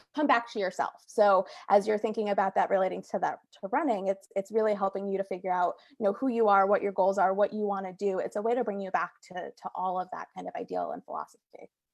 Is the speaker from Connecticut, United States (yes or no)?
yes; Naugatuck, Connecticut, United States; also born or lived in Stamford, Connecticut; I'm from Connecticut as well. I'm, I'm from the Naugatuck area